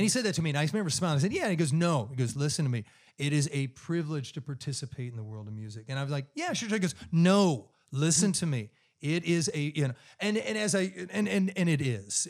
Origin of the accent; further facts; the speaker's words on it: Clearwater, Kansas, United States; now in Charlotte, United States; I grew up in this little town of 2,000 people, farm community. You know, I grew up on a dirt road uh, with wheat fields on all four sides of the house. My mailing address the entire time I was growing up was Route One, Clearwater, Kansas